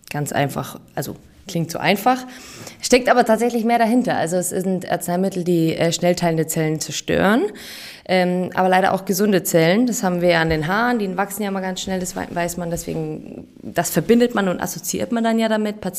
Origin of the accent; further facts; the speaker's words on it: Bavaria, Germany; ähm, ich bin 35 äh, Jahre alt. Ich habe meine PTA-Ausbildung in München gemacht ich bin auch aus Bayern